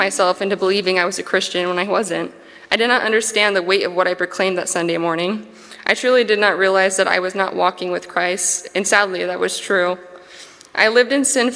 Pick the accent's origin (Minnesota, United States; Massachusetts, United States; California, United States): California, United States; Hanford; I'm from Hanford, California, and lived here for the majority of my childhood and adulthood